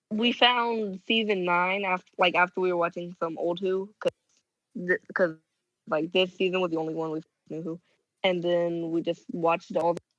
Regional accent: Florida, United States; I'm 14. I am from Florida

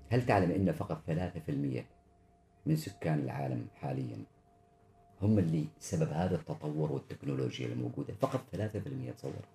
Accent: Oman; أنا من سلطنة عمان

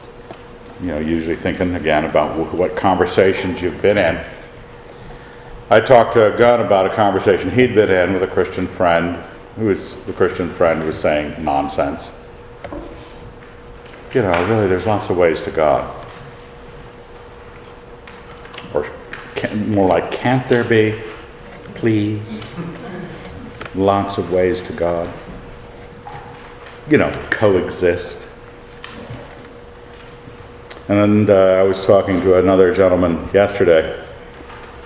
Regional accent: Idaho, United States; we're hicksters, because we're from Idaho

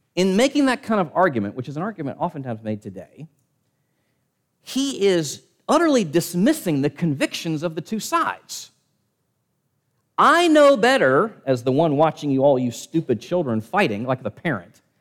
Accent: Richmond, Virginia, United States; my hometown, Richmond, Virginia

